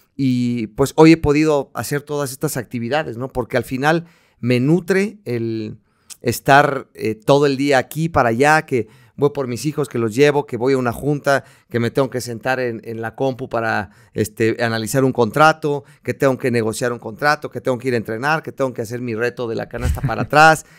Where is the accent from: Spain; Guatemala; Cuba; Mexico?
Mexico; soy mexicano, eh, amo mi país